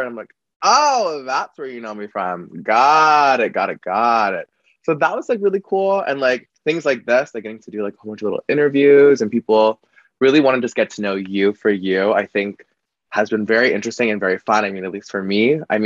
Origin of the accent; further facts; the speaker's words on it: Calgary, Alberta, Canada; I'm from Canada, but I'm from this province called Alberta, specifically Calgary.